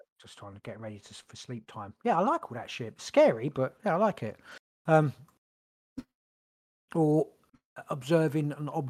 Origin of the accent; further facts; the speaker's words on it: United States; I'm American.